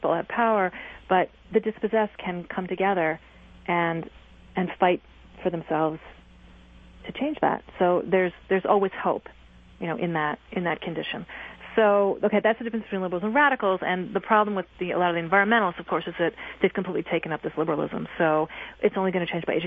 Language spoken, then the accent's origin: English; East Coast, United States; I'm from the East Coast